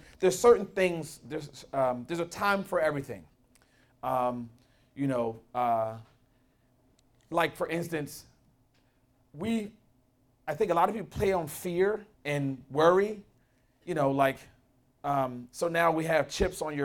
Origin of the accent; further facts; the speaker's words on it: Philadelphia, Pennsylvania, United States; I grew up in West Philly, born and raised